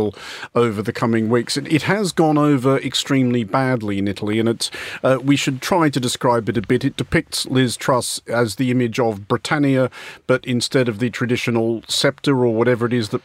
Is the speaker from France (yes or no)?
no; Australia; speaking as an Australian